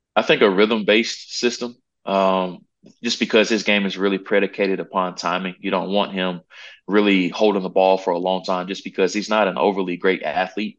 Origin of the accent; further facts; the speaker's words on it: Charlotte, North Carolina, United States; I'm from the Charlotte area